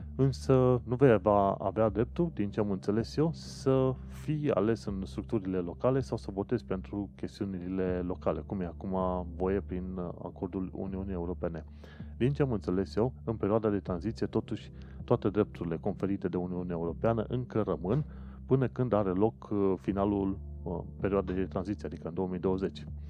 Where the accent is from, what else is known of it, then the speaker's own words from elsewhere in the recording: Romania; now in London, United Kingdom; sunt român